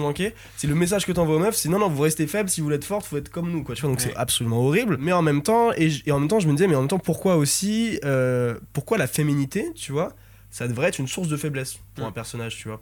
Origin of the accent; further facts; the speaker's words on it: France; on est français